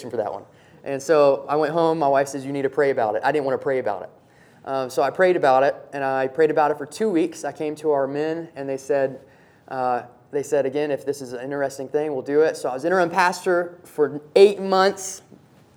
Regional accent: Somerset, Kentucky, United States; moved away; I grew up in Somerset, Kentucky, backwoods

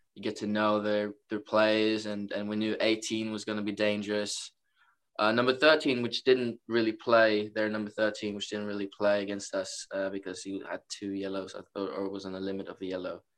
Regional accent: Norway; moved away as an adult; now in Rockville Centre, United States; I'm from Norway, so uh, came quite a far way.

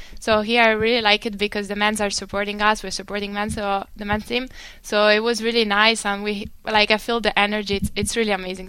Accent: Miami, Florida, United States; Okay, so it was very different because I came from Miami.

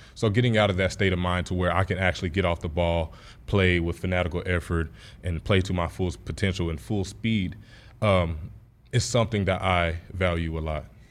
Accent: Texas, United States; moved away as an adult; Texas was my hometown

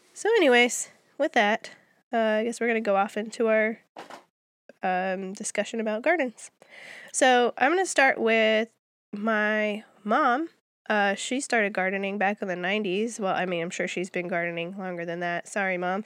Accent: Minnesota, United States; moved away as an adult; also born or lived in Germany; now in Georgia, United States; as far as states are considered, I'm from Minnesota

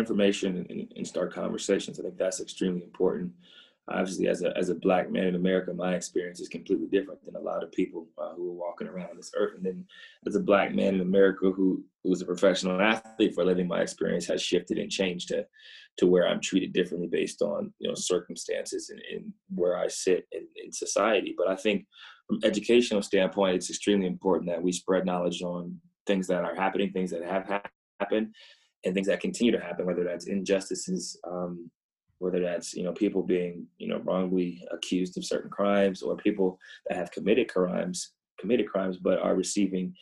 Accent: Ohio, United States; Growing up in Ohio

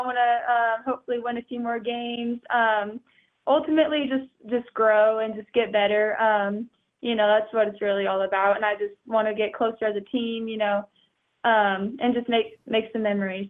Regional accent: Wichita, Kansas, United States; Well, fun fact, Wichita is where I used to live. I'm actually very from Wichita, very beginning.

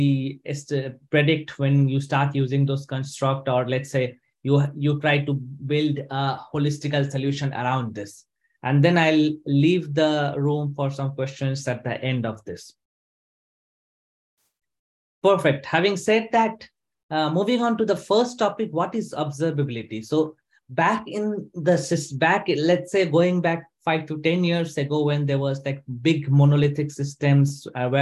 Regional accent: India; moved away as an adult; also born or lived in Sweden; now in Stockholm, Sweden; I am basically from India, but I have been living in Sweden for the last 5 years

